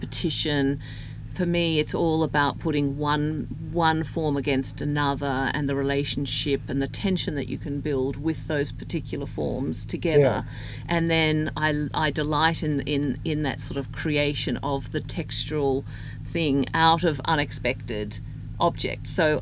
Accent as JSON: {"language": "English", "country": "Australia", "tie": "born or raised there", "moved": "yes", "lives_now": "Houston, United States", "said": "I grew up in Australia."}